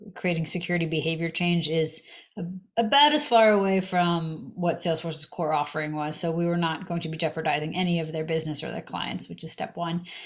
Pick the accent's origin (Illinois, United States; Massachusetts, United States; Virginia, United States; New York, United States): Massachusetts, United States; moved away as an adult; also born or lived in Russia; now in California, United States; I mostly grew up in uh, on the East Coast in Massachusetts